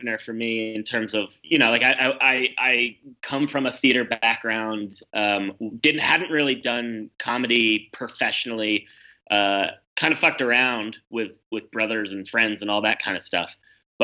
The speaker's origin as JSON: {"language": "English", "region": "New York", "country": "United States", "tie": "born or raised there", "also_born_or_lived": "Ankara, Turkey", "moved": "as an adult", "lives_now": "Berlin, Germany", "said": "I grew up in New York"}